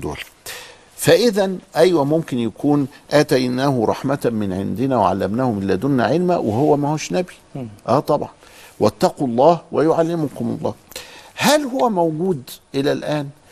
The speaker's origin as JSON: {"language": "Arabic", "region": "Upper Egypt", "country": "Egypt", "said": "وعندنا في الصعيد"}